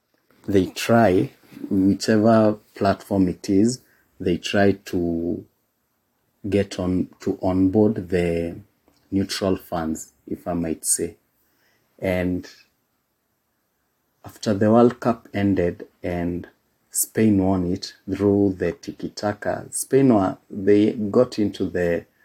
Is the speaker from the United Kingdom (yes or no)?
no; Kenya; And being a Kenyan boy, at the time we didn't get to see a lot of La Liga